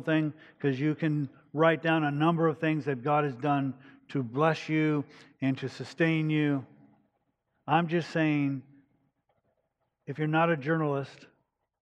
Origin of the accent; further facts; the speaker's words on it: United States; I'm an American. I'm blessed to be an American. I'm proud that I'm an American.